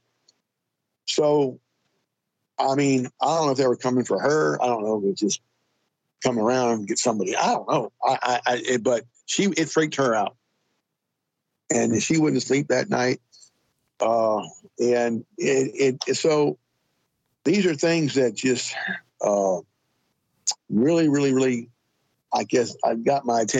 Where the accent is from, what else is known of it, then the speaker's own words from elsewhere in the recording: Los Angeles, California, United States; I grew up outside of Canoga Park, California, back in the 50s and the 60s.